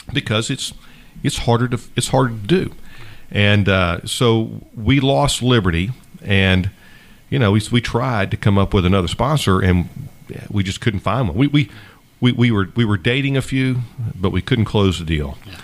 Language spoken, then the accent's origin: English; Savannah, Georgia, United States; grew up on Isle Hope. I went to uh, public schools, Isle Hope, Bartlett, Jenkins High School